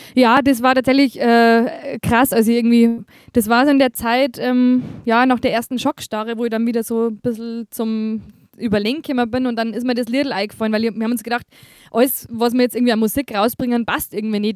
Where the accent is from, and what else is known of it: Bavaria, Germany; accent: Bavarian